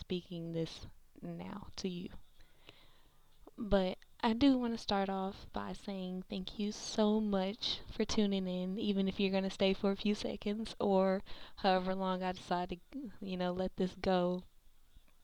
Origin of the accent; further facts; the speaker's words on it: Milwaukee, Wisconsin, United States; now in Memphis, United States; I am currently in Memphis, Tennessee. I was born and raised in Milwaukee, Wisconsin.